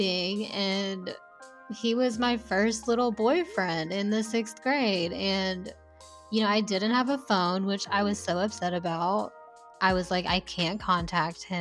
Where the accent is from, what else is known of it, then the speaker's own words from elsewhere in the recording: the South, United States; growing up in the South, it's just like very oppressive